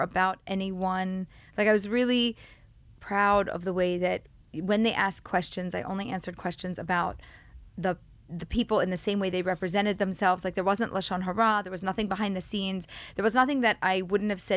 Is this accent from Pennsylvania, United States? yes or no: yes; Philadelphia, Pennsylvania, United States; moved away as an adult; now in Pardes Hanna, Israel; I was born and raised in Philly